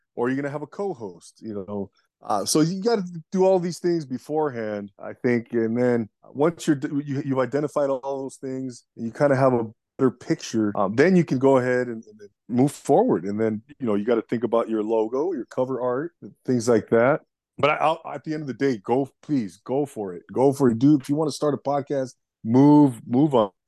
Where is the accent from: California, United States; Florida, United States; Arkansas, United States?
California, United States; Los Angeles; I'm actually from the Los Angeles area here in Southern California, United States, and born and raised out here